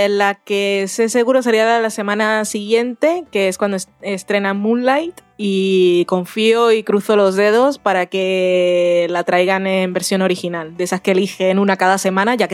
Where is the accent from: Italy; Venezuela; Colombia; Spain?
Colombia; Barranquilla, Atlántico; Yo, yo soy de Barranquilla, aunque hable así con un acento un poco raro.